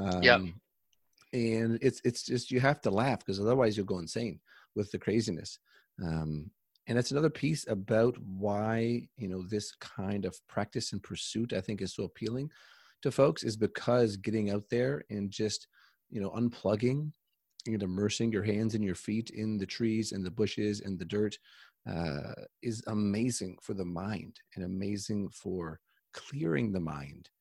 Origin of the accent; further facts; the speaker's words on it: Canada; I'm from Canada